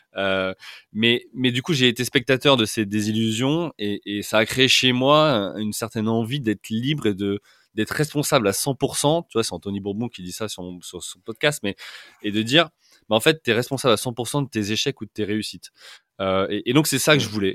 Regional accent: Orléans, Centre-Val de Loire, France; moved away as an adult; also born or lived in Paris; now in London, United Kingdom; je suis euh, originaire euh, d'Orléans. j'ai fait toute mon enfance, mon adolescence et le début de ma vie active euh, à Orléans.

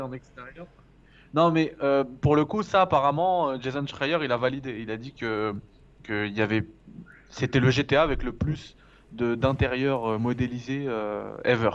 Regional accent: France; je suis français, frère. Je suis français

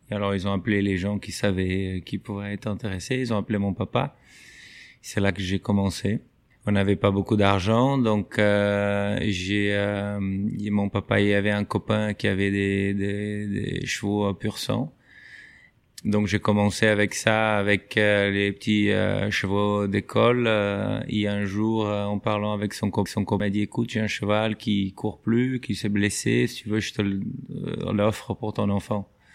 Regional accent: southern Brazil, Brazil; French is a second language; moved away as an adult; also born or lived in United States; now in France; je viens dans une petite ville du Brésil où au début, il n'y avait même pas l'équitation

